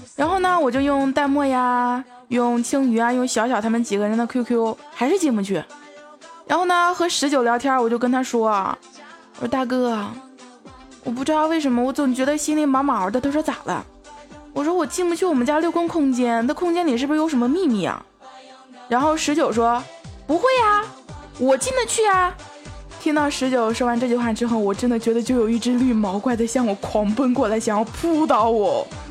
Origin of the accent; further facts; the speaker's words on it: Jinan, Shandong, China; 因为我是济南的嘛，济南一直在下雨啊